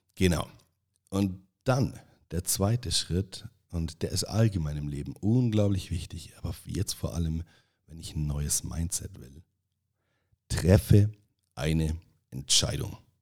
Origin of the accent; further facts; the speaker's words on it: Allgäu, Bavaria, Germany; accent: Allgäu dialect; ich spreche ab dieser Folge einfach so, im Allgäu sagt man, wie mir das Maul gewachsen ist